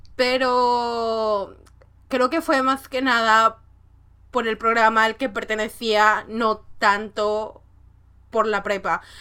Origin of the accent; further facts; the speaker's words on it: northern Mexico, Mexico; como soy del norte de México, tengo mucha influencia de Estados Unidos.